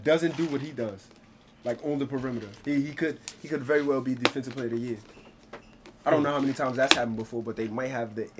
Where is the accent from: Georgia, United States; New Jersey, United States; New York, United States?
New York, United States; I'm from New York, man. I'm from New York.